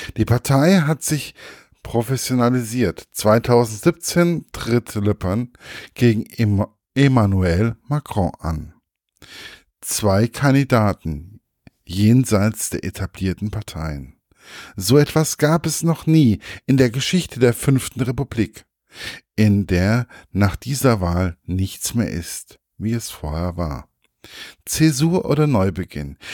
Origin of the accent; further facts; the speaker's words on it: Germany; bei uns in Deutschland